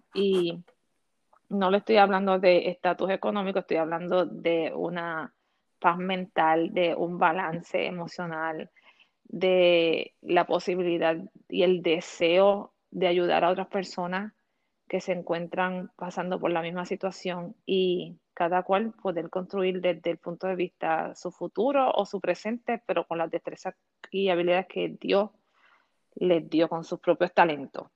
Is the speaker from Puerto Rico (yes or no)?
yes; Puerto Rico; moved away as an adult; now in Orlando, United States; soy natural de Puerto Rico. Llevo alrededor de 13 años viviendo aquí en Orlando.